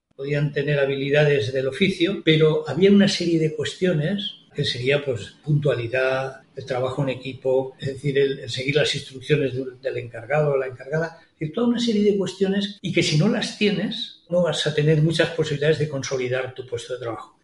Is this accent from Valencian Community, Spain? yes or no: yes; Valencian Community, Spain; somos, ante todo, valencianas